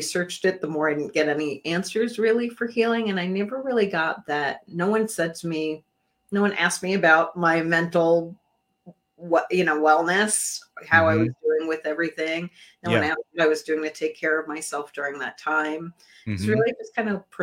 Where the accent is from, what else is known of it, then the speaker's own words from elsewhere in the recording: New York City, New York, United States; moved away as an adult; also born or lived in New Jersey; I grew up in New York City